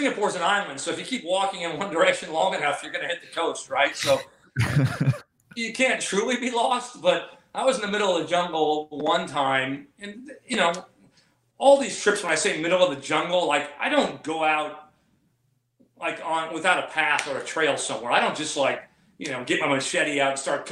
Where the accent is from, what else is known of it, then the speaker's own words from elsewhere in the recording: Southern California, United States; I'm from Southern California where we don't have a lot of humidity